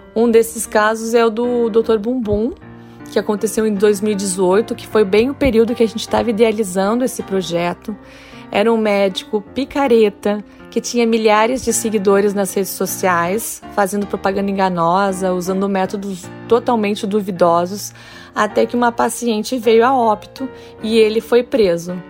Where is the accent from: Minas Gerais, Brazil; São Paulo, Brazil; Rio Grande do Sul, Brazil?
Rio Grande do Sul, Brazil; Santa Maria; moved away as an adult; now in Rio de Janeiro, Brazil; no interior do Rio Grande do Sul, Santa Maria, que é minha cidade natal.